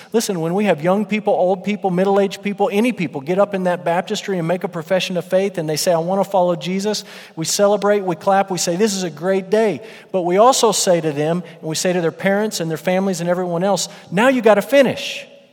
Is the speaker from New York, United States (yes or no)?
no; West Texas, United States; moved away; I'm from West Texas.